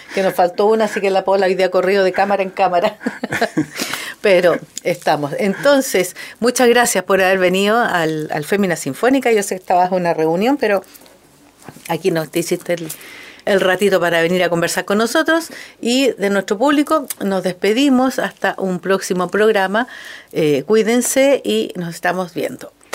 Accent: La Serena, Coquimbo, Chile; yo me crié en La Serena

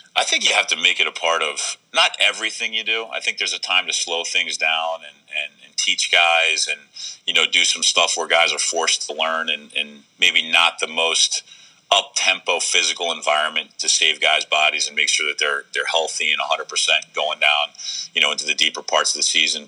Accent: Baltimore, Maryland, United States; growing up in Baltimore

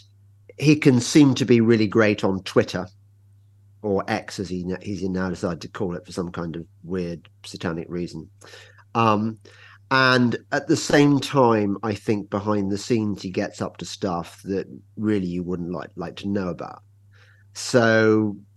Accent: England, United Kingdom; I'm English

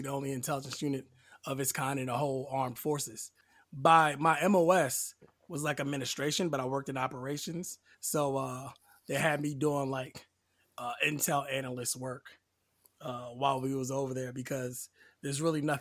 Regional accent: Delaware, United States; Then I switched to like a chemical unit in Delaware, my home state.

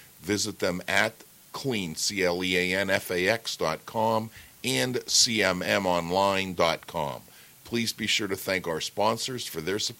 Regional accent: Pittsburgh, Pennsylvania, United States; I'm from Pittsburgh

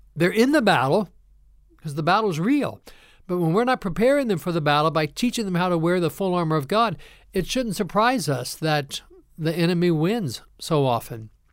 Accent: Ohio, United States; moved away as an adult; also born or lived in Kentucky; now in North Carolina, United States; I'm also a transplant here to North Carolina. I grew up in Ohio

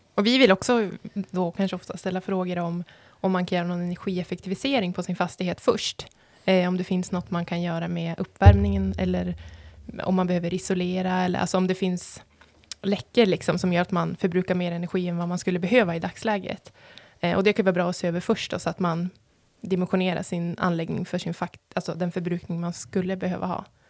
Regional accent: Sikå, Jämtland, Sweden; Jag kommer från Siko, så jag vill nästan säga att det är eh, en vacker, eh, den vackraste byn.

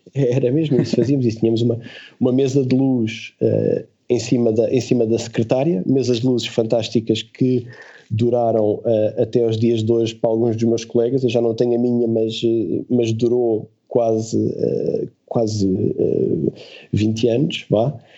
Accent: Portugal; nós somos portugueses

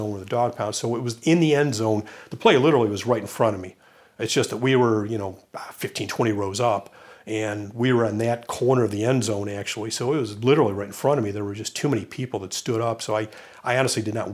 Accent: Cleveland, Ohio, United States; also born or lived in Dayton, Ohio; I was born and raised in Cleveland, Ohio

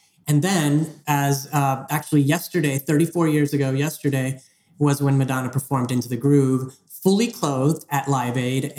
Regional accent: Houston, Texas, United States; growing up in Houston, Texas

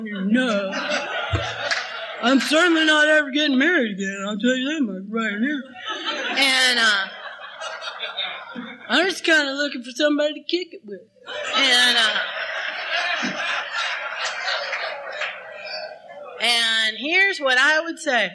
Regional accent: Texas, United States; I'm from Texas

